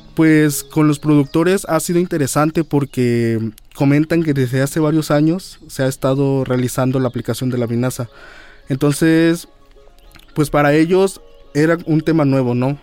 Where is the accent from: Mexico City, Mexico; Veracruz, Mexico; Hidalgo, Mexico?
Veracruz, Mexico; Chichicaxtle; Yo vengo de la localidad de Chichicaxle, de aquí del municipio de Puente Uy, Nacional